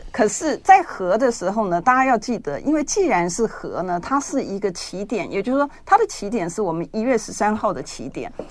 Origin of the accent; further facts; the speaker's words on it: Taiwan; 我们出生在这片土地嘛